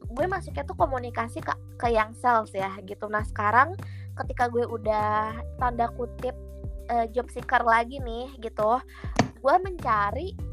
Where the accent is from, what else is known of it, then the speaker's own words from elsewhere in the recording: Bogor, West Java, Indonesia; yang kan gue anak ini ya, kita kan anak Bogor ya.